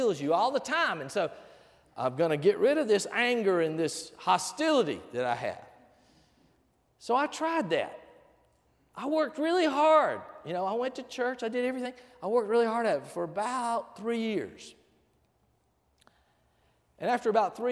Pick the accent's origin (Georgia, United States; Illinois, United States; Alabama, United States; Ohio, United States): Georgia, United States; Albany; moved away; also born or lived in Panama; I grew up over in Albany, Georgia